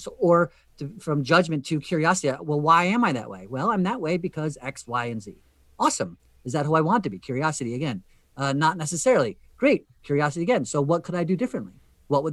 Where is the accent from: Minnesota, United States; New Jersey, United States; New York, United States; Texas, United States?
New Jersey, United States; Western; I grew up in Western New Jersey, as I did